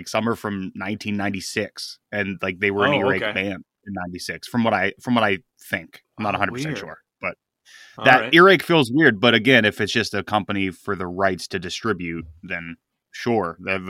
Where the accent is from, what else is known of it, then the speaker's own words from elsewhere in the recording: United States; We're American.